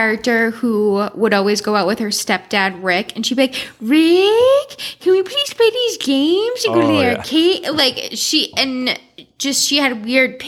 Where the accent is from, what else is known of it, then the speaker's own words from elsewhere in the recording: Salem, Massachusetts, United States; also born or lived in Stoneham, Massachusetts; born in Stoneham, lived there till I was two, then raised in Salem